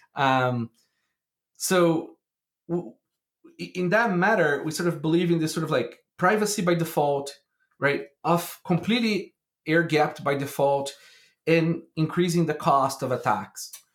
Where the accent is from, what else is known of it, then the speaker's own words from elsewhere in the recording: Brazil; I grew up in Brazil.